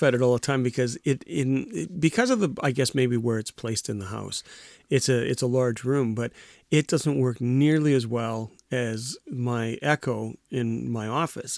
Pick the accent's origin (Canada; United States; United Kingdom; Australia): Canada; Winnipeg, Manitoba; From Winnipeg.